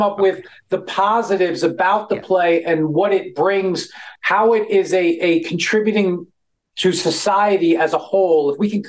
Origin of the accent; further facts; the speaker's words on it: New York, United States; I'm from New York. I am.